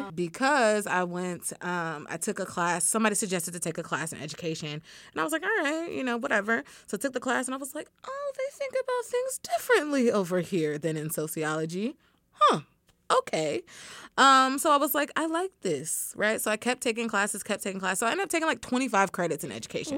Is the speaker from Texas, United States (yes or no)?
yes; Dallas, Texas, United States; moved away as an adult; also born or lived in Tyler, Texas / Iowa; grew up mostly in the Dallas area